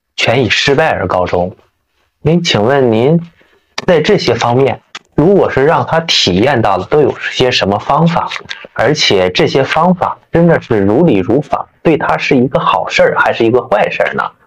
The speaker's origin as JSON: {"language": "Chinese", "region": "Northeast China", "country": "China", "said": "咱们都是东北人嘛"}